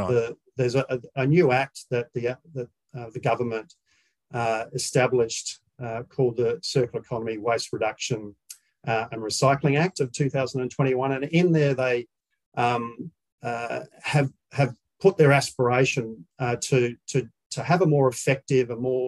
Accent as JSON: {"language": "English", "region": "South Australia", "country": "Australia", "moved": "as an adult", "lives_now": "Victoria, Australia", "said": "I'm South Australian"}